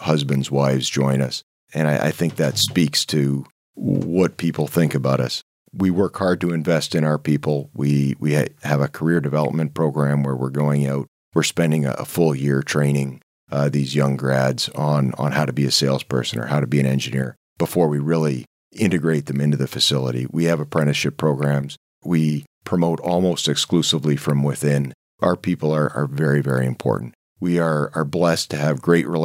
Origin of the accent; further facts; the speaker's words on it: Canada; accent: Canadian; moved away as an adult; also born or lived in London, Ontario; now in Port Huron, United States; I am Canadian. I moved here.